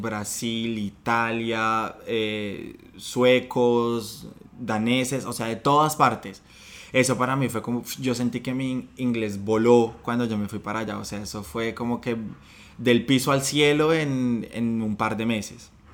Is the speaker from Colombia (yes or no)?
yes; Colombia; moved away as an adult; now in Sydney, Australia